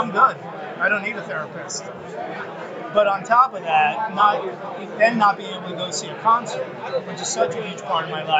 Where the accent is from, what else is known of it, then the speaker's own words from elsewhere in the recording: New Jersey, United States; And that's how we show affection in New Jersey.